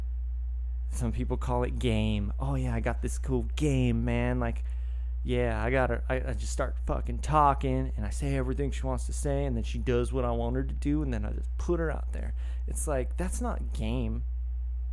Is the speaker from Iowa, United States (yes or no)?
no; Woodland, California, United States; I grew up in Woodland, California, which is, you know, a little farming community north of Sacramento